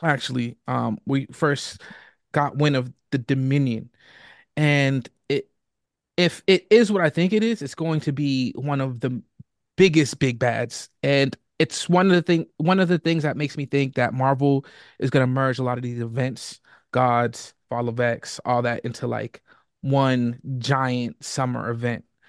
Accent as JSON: {"language": "English", "town": "Boston", "region": "Massachusetts", "country": "United States", "tie": "born or raised there", "said": "I was born and raised in Boston"}